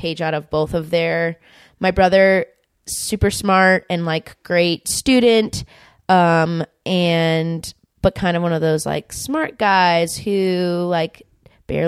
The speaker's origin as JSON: {"language": "English", "area": "Orange County", "region": "California", "country": "United States", "tie": "born or raised there", "lives_now": "Los Angeles, United States", "said": "growing up in Orange County and then now living in Los Angeles"}